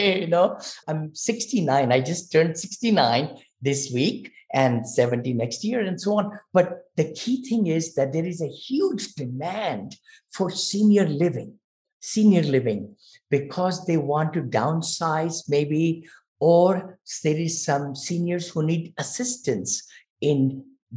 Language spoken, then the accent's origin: English; India; moved away as an adult; I'm from India. So I came here when I was 22.